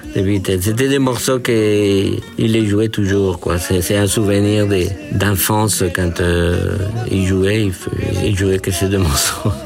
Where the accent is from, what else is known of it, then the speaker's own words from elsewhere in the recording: Peru; French is a second language; moved away as an adult; also born or lived in Bordeaux, France; now in France; je suis né au Pérou dans les années 50